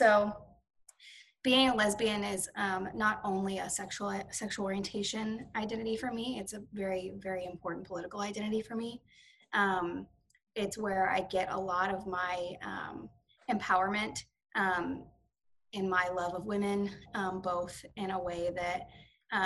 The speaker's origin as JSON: {"language": "English", "town": "Frisco", "region": "Texas", "country": "United States", "tie": "born or raised there", "also_born_or_lived": "Plano, Texas / Rexburg, Idaho / Tyler, Texas", "said": "I grew up around here in Dallas, Frisco area"}